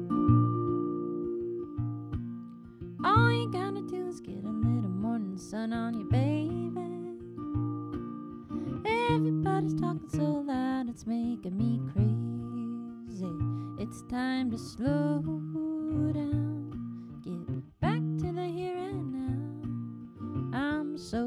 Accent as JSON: {"language": "English", "region": "Northern Nevada", "country": "United States", "tie": "born or raised there", "moved": "yes", "said": "the home I grew up in Northern Nevada"}